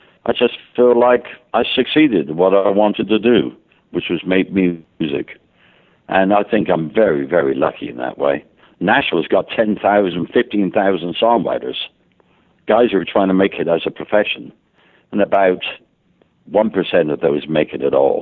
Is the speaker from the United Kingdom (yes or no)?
yes; England, United Kingdom; now in United States; I'm an Englishman living in America